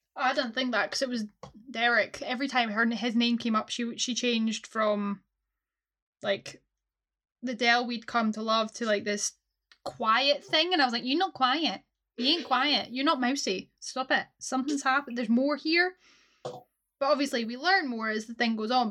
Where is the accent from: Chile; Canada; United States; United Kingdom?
United Kingdom; Scotland; as a Scot